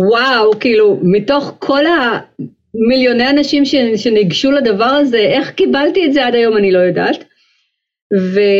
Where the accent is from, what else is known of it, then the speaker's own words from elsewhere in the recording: Haifa, Haifa District, Israel; אני באה ממשפחה מאוד מוזיקלית, הסבא והסבתא שלי מצד אמי ניגנו גיטרה ומנדולינה, היו עושים לנו קונצרטים כאלה כשהיינו ילדים בחיפה